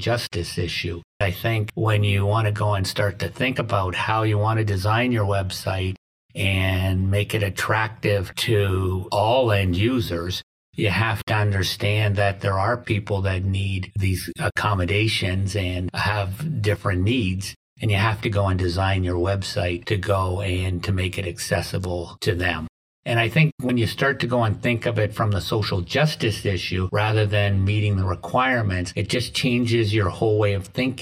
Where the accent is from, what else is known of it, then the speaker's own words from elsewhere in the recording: Canada; moved away as an adult; also born or lived in Windsor, Canada; now in Oswego, United States; I'm originally from Canada